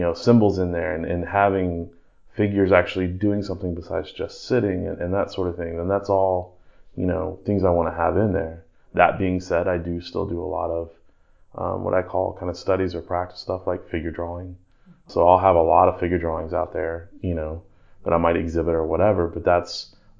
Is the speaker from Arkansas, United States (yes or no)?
yes; North Little Rock, Arkansas, United States; I grew up in Indian Hills in North Little Rock